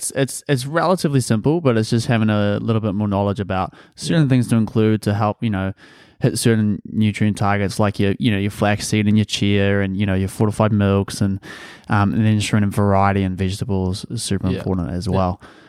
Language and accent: English; New Zealand; We actually, like, growing up in New Zealand, it was always, like, I don't know if you had this in Australia as well